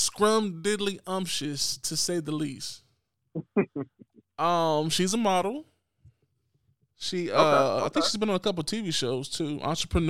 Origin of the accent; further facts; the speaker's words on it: North Carolina, United States; fresh out of Durham, North Carolina, of course. If you don't know I'm from North Carolina, then something's wrong with you right now.